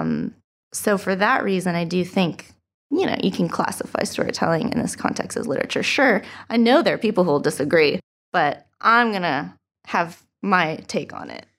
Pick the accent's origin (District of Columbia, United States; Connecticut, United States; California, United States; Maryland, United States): California, United States; Huntington Beach; moved away as an adult; also born or lived in Santa Cruz; now in Long Beach, United States; I'm from Huntington Beach